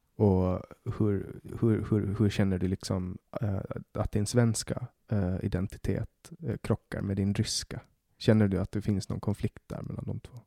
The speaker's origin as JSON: {"language": "Swedish", "region": "Åland", "country": "Finland", "moved": "yes", "lives_now": "Sweden", "said": "jag är äh, ålänning, men jag har finskt pass"}